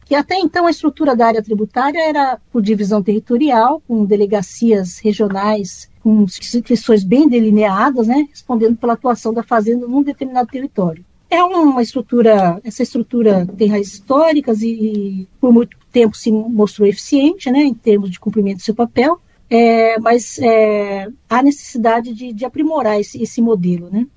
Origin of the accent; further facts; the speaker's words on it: Campinas, São Paulo, Brazil; moved away as an adult; now in São Paulo, Brazil; eu sou natural de Campinas, é, sou do interior